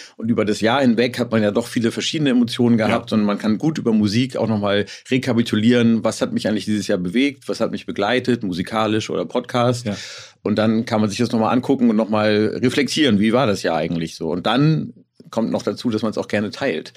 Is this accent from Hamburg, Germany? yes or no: yes; Hamburg, Germany; als Hamburger habe ich natürlich ein bisschen Lokalpatriotismus